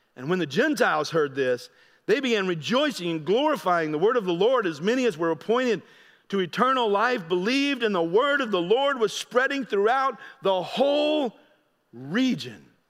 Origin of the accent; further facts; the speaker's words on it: United States; I'm an American, I'm new to your area